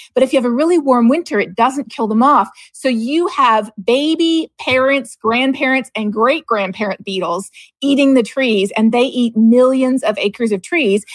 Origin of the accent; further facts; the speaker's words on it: Canada; growing up in Canada